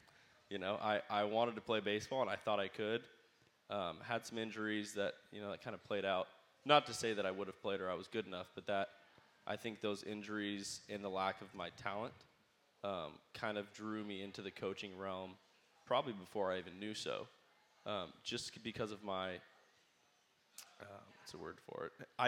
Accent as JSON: {"language": "English", "town": "Bakersfield", "region": "California", "country": "United States", "tie": "born or raised there", "also_born_or_lived": "Arizona / Connecticut", "said": "Bakersfield's the best, man."}